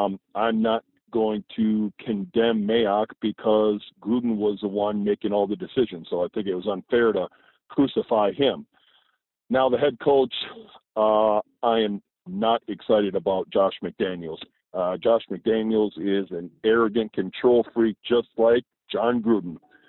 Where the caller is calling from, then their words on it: Wisconsin, United States; this is the … calling from Wisconsin